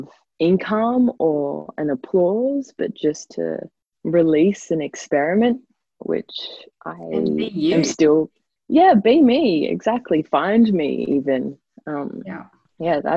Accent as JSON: {"language": "English", "town": "Noosa", "region": "Queensland", "country": "Australia", "tie": "born or raised there", "said": "I grew up in Noosa."}